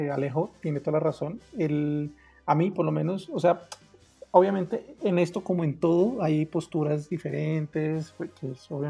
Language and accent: Spanish; Pasto, Nariño, Colombia; que yo jodo con que yo soy de Pasto. Para los que no saben y no están escuchando, Pasto es la ciudad donde están las personas más inteligentes de Colombia.